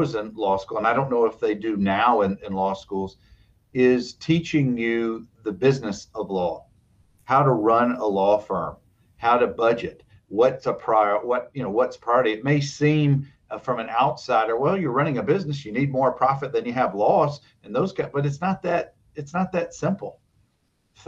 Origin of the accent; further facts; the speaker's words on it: Dothan, Alabama, United States; we grew up in Dothan, just northwest of Tallahassee, Florida. And so my brothers and I grew up in Dad's office